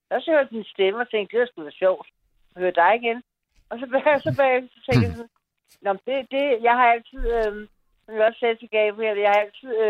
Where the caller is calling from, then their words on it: Copenhagen, Capital Region of Denmark, Denmark; Jeg er fra København.